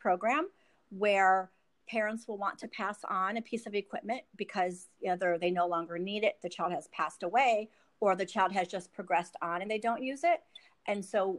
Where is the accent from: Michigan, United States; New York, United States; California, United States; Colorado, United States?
Michigan, United States; moved away as an adult; also born or lived in Columbus, Ohio; now in Florida, United States; I was born in Michigan. I currently live in Florida